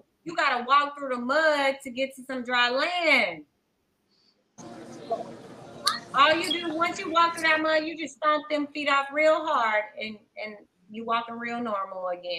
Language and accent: English; Louisiana Creole, United States; accent: Creole; moved away